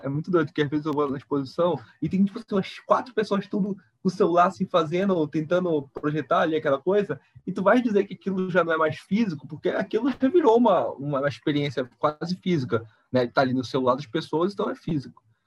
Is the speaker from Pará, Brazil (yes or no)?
yes; Belém, Pará, Brazil; moved away; sou de Belém